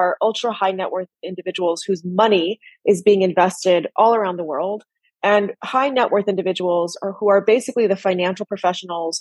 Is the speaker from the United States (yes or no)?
yes; United States; I was born in the U.S., raised in the U.S.